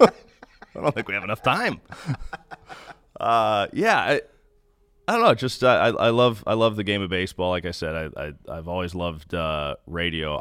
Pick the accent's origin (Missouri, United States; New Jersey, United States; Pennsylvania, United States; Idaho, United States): Missouri, United States; Kansas City; moved away; I grew up in Kansas City